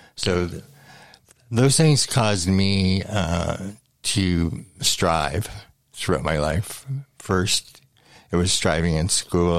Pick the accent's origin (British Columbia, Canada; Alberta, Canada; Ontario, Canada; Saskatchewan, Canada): Ontario, Canada; London; also born or lived in Thorndale, Ontario; I was born in London, Ontario, and I grew up actually uh, for the first 16 years of my life in the country. My grandfather had a farm